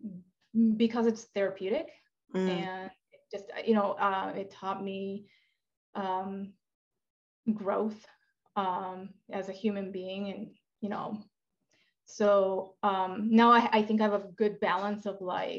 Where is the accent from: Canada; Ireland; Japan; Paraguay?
Japan; now in United States; I'm from Japan